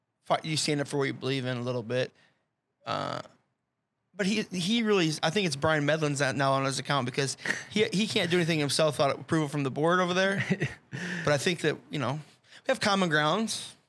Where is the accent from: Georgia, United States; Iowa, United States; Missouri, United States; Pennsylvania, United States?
Iowa, United States; Fort Dodge; I grew up in Fort Dodge.